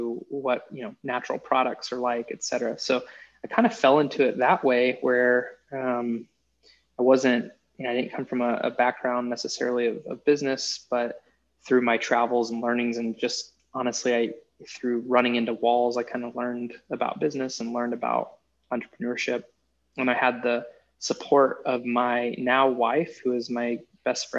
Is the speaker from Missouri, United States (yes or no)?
no; Kansas, United States; moved away; also born or lived in Nebraska; I'm from Kansas originally